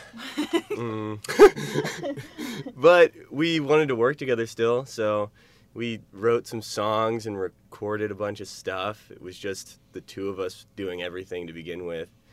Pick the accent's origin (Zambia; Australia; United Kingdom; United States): United States; Shadyside, Ohio; moved away as an adult; now in Athens, United States; I'm from Shadyside, Ohio